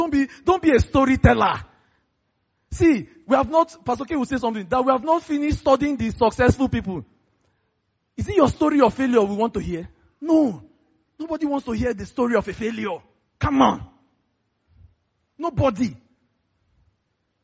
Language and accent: English; Lagos, Nigeria; I grew up in Festac